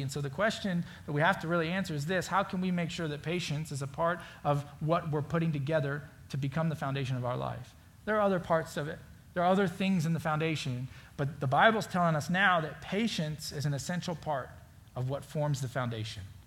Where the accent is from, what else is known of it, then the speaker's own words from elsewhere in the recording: Florida, United States; now in Indiana, United States; I grew up in Florida. I now live in Indiana